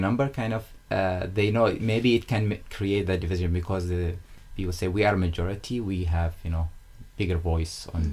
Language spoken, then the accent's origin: English; Oman; moved away as an adult; also born or lived in United Kingdom; I am from Oman and born in like a very small village in the mountains